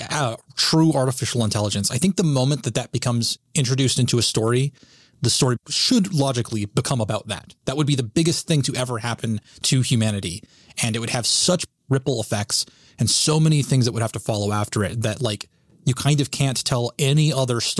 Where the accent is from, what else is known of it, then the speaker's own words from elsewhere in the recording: the South, United States; I had to say it as a Southerner, okay?